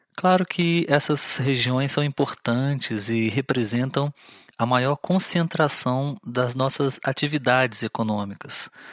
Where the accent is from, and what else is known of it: Brazil